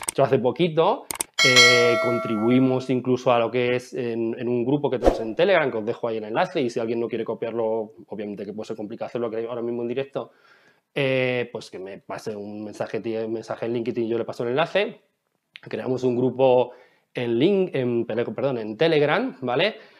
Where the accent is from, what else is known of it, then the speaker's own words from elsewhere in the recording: Ciudad Real, Castilla-La Mancha, Spain; en mi pueblo, que yo soy de Ciudad Real